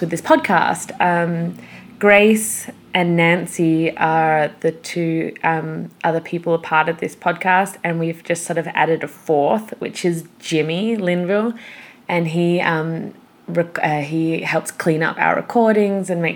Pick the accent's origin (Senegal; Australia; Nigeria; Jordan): Australia; Perth, Western Australia; we're actually from Perth, the same city in Australia